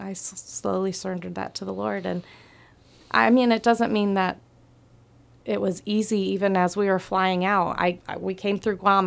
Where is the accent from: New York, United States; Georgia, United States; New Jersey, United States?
Georgia, United States; Atlanta; moved away as an adult; now in Palau; I'm from Atlanta